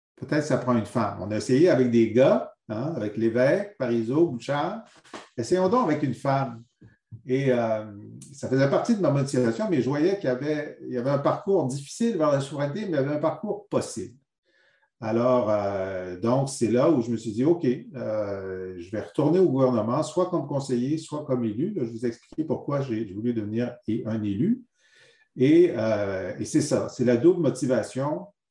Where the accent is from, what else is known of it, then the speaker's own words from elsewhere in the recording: Thetford Mines, Quebec, Canada; je suis venu d'une région euh, et d'une ville très euh, singulière, c'est Tetford Mines.